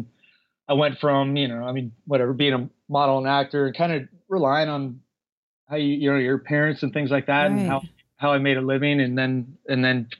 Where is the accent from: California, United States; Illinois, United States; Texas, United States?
California, United States; Northern; moved away as an adult; now in Los Angeles, United States; I was raised in Northern California